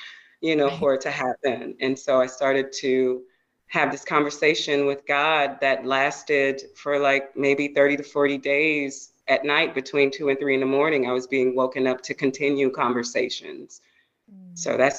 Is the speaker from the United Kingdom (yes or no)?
no; the South, United States; going to church and being a Baptist girl growing up in the South